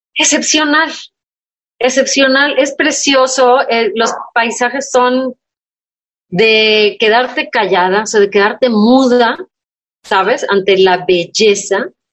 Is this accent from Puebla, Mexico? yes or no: no; Tamaulipas, Mexico; soy, de Tamaulipas